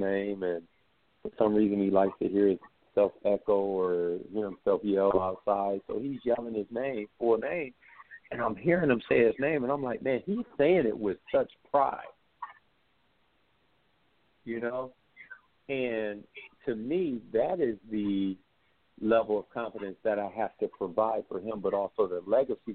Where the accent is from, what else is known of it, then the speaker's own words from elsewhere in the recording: United States; as African American